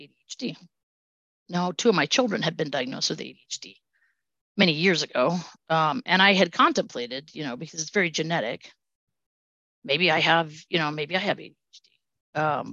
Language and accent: English; Southern California, United States; moved away; I grew up in Southern California.